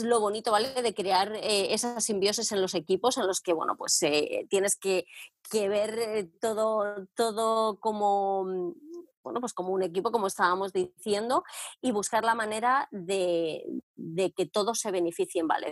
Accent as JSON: {"language": "Spanish", "town": "Madrid", "region": "Community of Madrid", "country": "Spain", "moved": "as an adult", "lives_now": "England, United Kingdom", "said": "yo soy de Madrid, David, y vine a Inglaterra pues va a ser ya 13"}